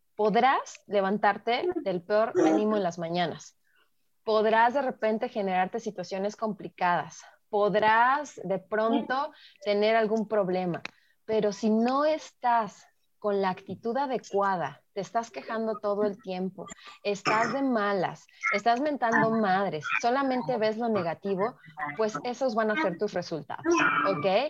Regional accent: Mexico; como mexicanos

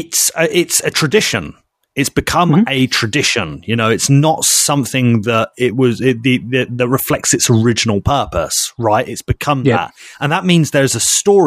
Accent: United Kingdom; we were British

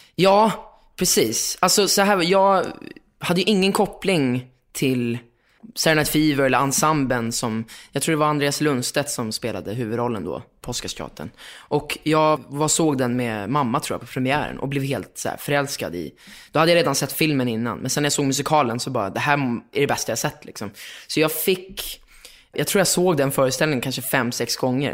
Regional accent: Lidingö, Stockholm County, Sweden; born or raised there; also born or lived in Östermalm, Stockholm

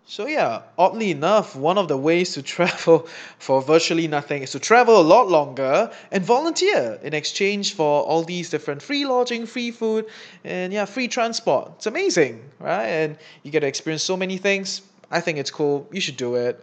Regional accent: Singapore; As a Singaporean making Sing dollar

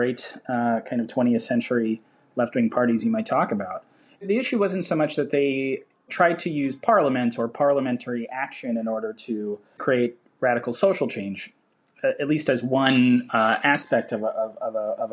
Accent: United States; as an American reader

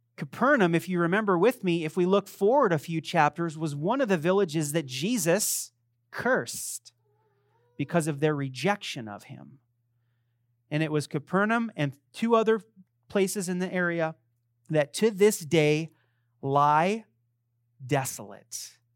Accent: Las Vegas, Nevada, United States; I'm from Las Vegas.

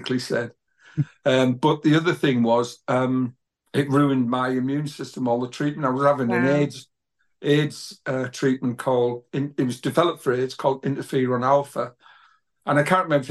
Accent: Middlesbrough, North East England, United Kingdom; moved away as an adult; now in North Yorkshire, United Kingdom; I was born in Grangetown, Whitworth Road, which is like a really poor part of a suburb of Middlesbrough

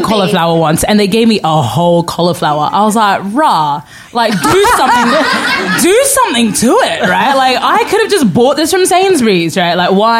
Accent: Australia; also born or lived in Sudan; So I was born in Sudan and grew up in Australia, and went back to Sudan after I finished university for a couple of years, for a couple of months to kind of, you know, get back into the culture.

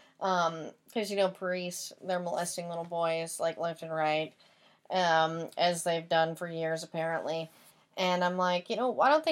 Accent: Tyler, Texas, United States; I grew up in what is really considered a city. But yeah, like, Tyler was very much small town and city

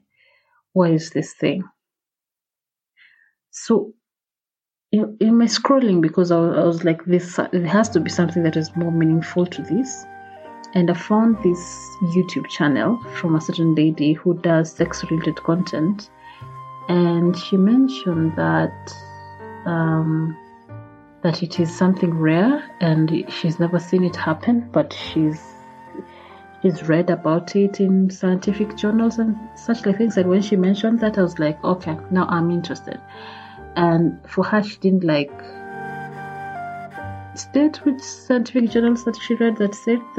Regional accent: Kisii, Kisii County, Kenya; I come from Kisi, my dad comes from Kisi

